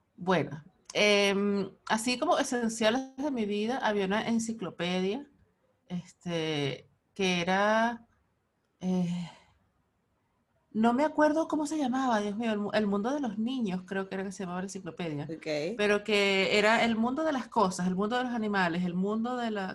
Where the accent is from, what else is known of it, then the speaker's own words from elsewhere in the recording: Altagracia de Orituco, Guárico, Venezuela; yo soy de Altagracia de Brituco